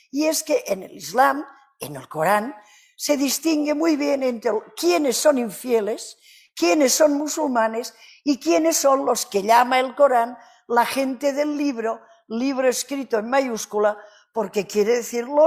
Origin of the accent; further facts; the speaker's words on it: Canary Islands, Spain; accent: Canarian; Ya saben que yo no hablo castellano normalmente. Habrán notado mi acento canario, ¿verdad?